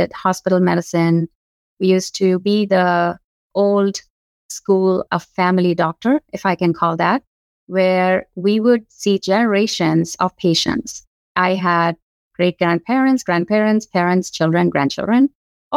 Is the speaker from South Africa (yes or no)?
no; Madurai, Tamil Nadu, India; moved away as an adult; now in Tampa, United States; So I was born and raised in India. I was born in a city called Madurai, which is in southern part of India